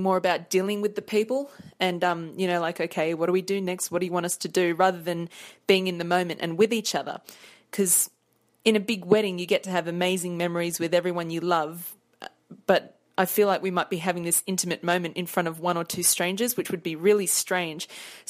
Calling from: Sydney, New South Wales, Australia; Hi Alicia … I'm from Sydney, Australia.

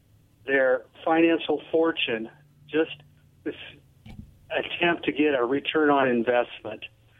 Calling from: Kennewick, Washington, United States; … Kennewick.

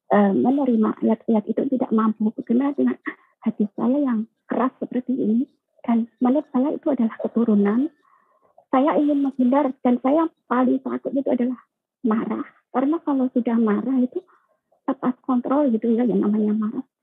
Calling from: Taiwan; Saya dari saya dari Taiwan

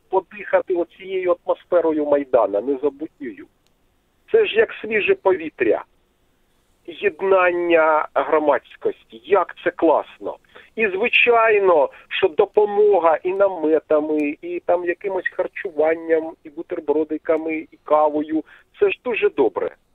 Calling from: Kharkiv, Kharkiv Oblast, Ukraine; Е, добрий вечір, Сергій Іванович. Е, ваш постійний глядач … місто Харків.

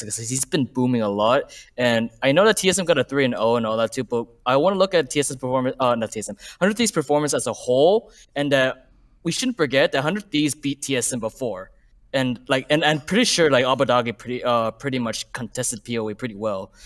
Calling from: Glendale, California, United States; I'm calling from, I, I think I said this before, Glendale, California.

